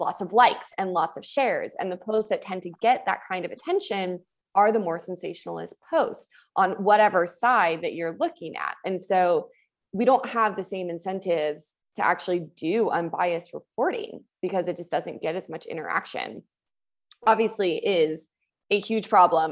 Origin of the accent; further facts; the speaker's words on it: United States; In my hometown, we used to have three newspapers. I'm from Tahoe, so we had a paper in Incline and in Tahoe City and in Truckee